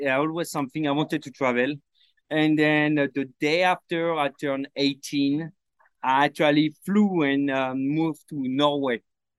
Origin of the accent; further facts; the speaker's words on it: Paris, Île-de-France, France; English is a second language; moved away as an adult; also born or lived in Brittany / Sydney, Australia; now in Los Angeles, United States; I grew up in Paris.